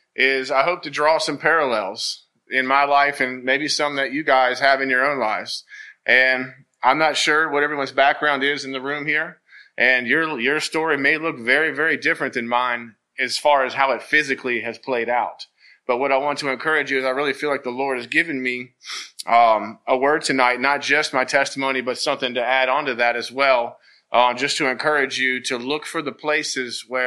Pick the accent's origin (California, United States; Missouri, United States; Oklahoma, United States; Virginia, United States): Virginia, United States; Thaxton; now in Lynchburg, United States; I grew up in Bedford, so similar to the Gladys area, you know, very, you know, farmland and rural, and you know, and I love it. I grew up in Thaxton